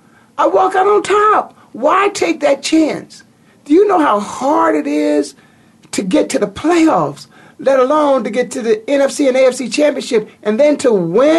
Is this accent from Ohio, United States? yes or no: yes; Canton, Ohio, United States; his bust is in your hometown, my hometown, waiting for him.